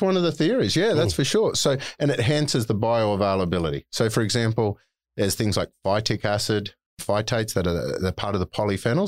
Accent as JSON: {"language": "English", "region": "North Queensland", "country": "Australia", "said": "I'm a yobbo from North Queensland, so I've mm. always called it plant."}